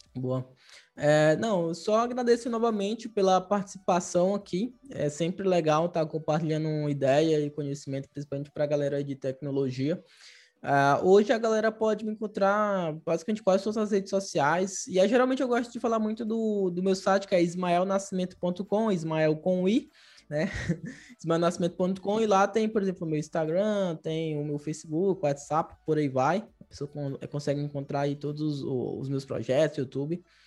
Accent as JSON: {"language": "Portuguese", "town": "Fortaleza", "region": "Ceará", "country": "Brazil", "moved": "yes", "said": "Eu também, eu sou lá de Fortaleza, Ceará."}